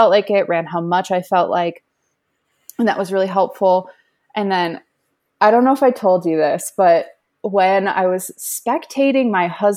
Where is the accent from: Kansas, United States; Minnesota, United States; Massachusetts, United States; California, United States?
Minnesota, United States; moved away; I'm from Minnesota originally